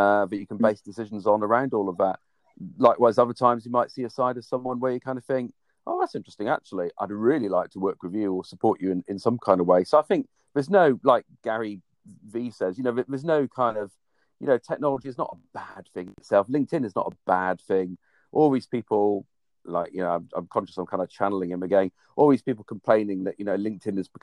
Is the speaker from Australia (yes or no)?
no; Cornwall, South West England, United Kingdom; moved away; I grew up in Cornwall